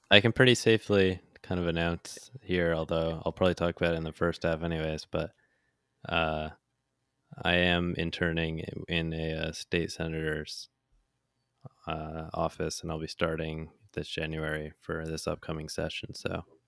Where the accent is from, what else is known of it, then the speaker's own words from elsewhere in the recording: United States; accent: American; I was American